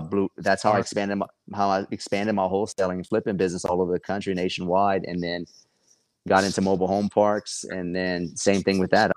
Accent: Lafayette, Louisiana, United States; where I'm from Lafayette

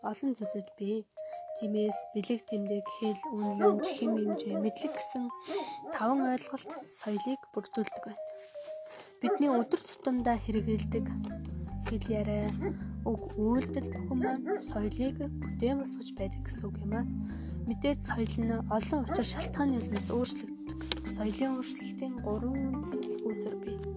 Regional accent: Mongolia; ариун соёл ёс заншилтай улс бол яахын аргагүй миний Монгол орон.

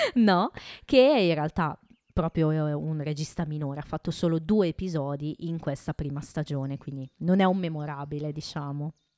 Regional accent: Italy; quello con le origini del nostro bel paese

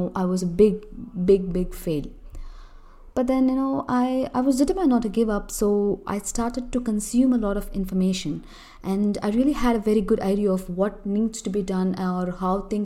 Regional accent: Chennai, Tamil Nadu, India; I'm from Chennai, Tamil Nadu, a southern part of India

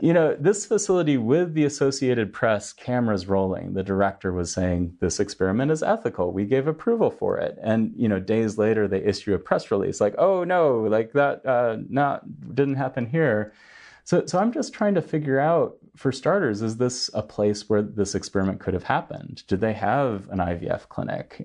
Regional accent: United States; now in China; as an American

